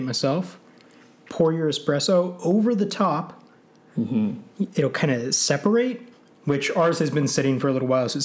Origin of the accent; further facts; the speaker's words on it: Midwest, United States; moved away; I'm from the Midwest.